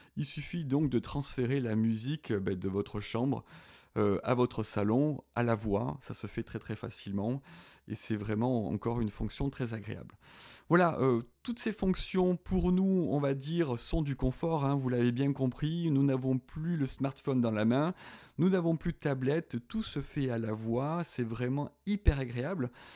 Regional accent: southern France, France; accent: southern (petit accent du sud); je suis dans le sud, hein, vous l'avez peut-être reconnu avec mon petit accent

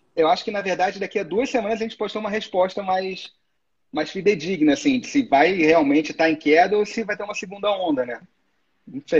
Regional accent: Niterói, Rio de Janeiro, Brazil; eu sou de Niterói, né? Eu moro ah. do outro lado da poça do Rio

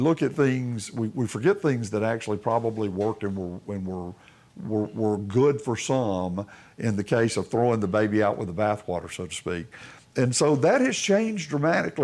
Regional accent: Tuscaloosa, Alabama, United States; I grew up in Tuscaloosa

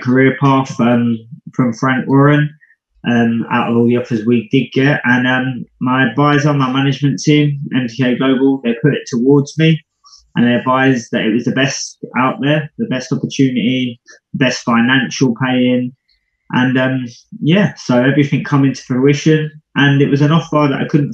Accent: United Kingdom; Being British

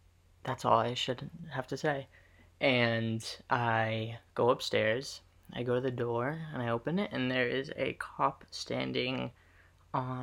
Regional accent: Massachusetts, United States; I was from Mass

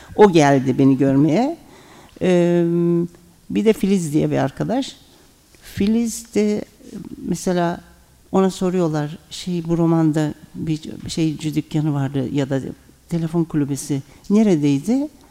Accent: Ankara, Turkey; born or raised there; first language Turkish; moved away as an adult; also born or lived in Germany

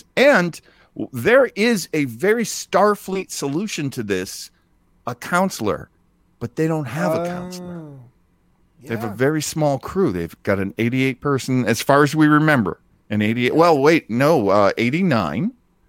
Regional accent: New England, United States; French, because I grew up in New England and the French Canadians are just considered the enemy.

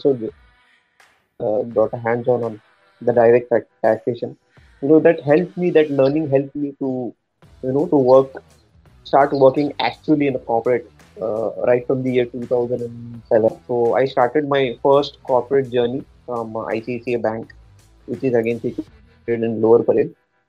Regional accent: Mumbai, Maharashtra, India; growing up in Mumbai, a typical middle class family

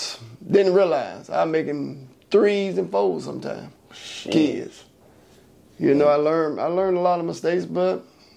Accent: Leesburg, Florida, United States; now in Gainesville, United States; when I was from Leesburg. That's where I'm originally from.

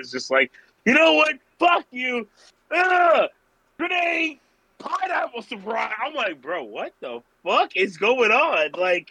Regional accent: Georgia, United States; also born or lived in Orlando, Florida; now in New York tri-state area, United States; I'm originally from Georgia. I've lived here for the last, what is it, the year 2022? I've been here since 2015.

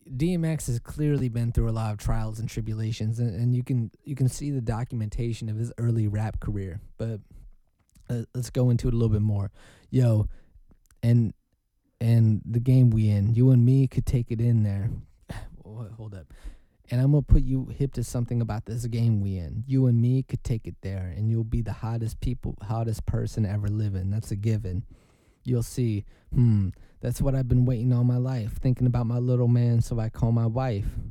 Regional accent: Oregon, United States; I'm from Oregon.

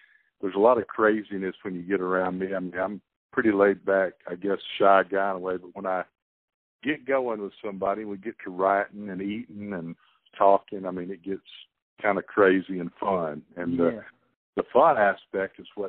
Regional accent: Center Star, Alabama, United States; And I come from Center Star, which, you know, is like 600 people

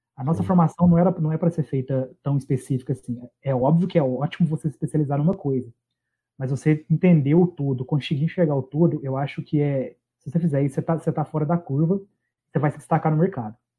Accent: Minas Gerais, Brazil; Eu sou de Minas

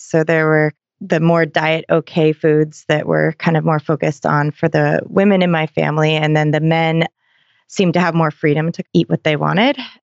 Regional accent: Seattle, Washington, United States; I'm from Seattle too

